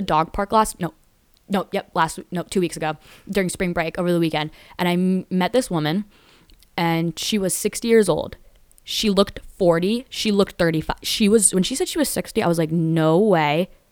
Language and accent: English; Danbury, Connecticut, United States; born or raised there